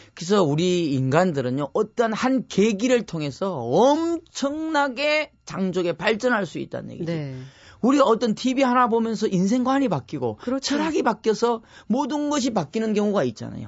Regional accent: Cheonghak-dong, South Gyeongsang, South Korea; moved away as an adult; now in Cheorwon, South Korea; 청학동에는 제가 태어난 곳이 9 0 0곳입니다 해발.

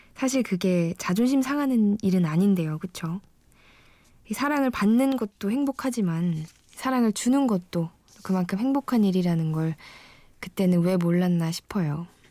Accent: Wonju, Gangwon, South Korea; 저는 강원도 원주에서 태어났고요

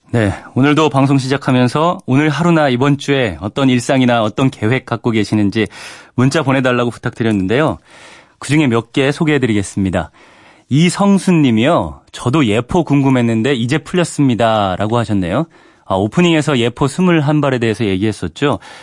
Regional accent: Daejeon, South Korea; moved away; 저희 어머니 사시는 저희 고향이 대전인데

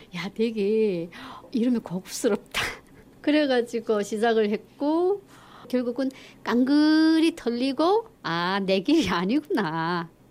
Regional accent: North Korea; moved away as an adult; also born or lived in Chongjin, North Korea; now in South Korea

